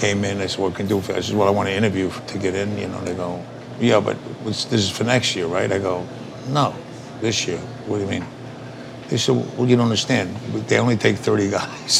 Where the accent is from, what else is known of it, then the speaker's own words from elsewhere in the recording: New York City, New York, United States; also born or lived in Bronx, New York; I think I only lived there like 6-7 weeks, then something like that. And my dad found an apartment in Sunnyside, 41st and Skillman